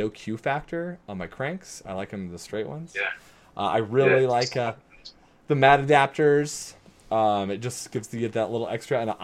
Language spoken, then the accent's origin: English; United States; I'm from America